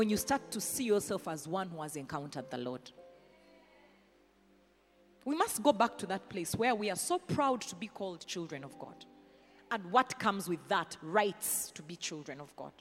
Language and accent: English; the West, Western Region, Uganda; I'm from the West, as in so what? I don't identify by my tribe.